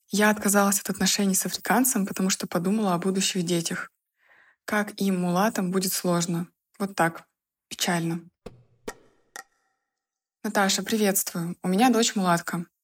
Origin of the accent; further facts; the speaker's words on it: Estonia; Я из Эстонии, Казалось бы, Европа, но расизма тут может быть больше, чем в России.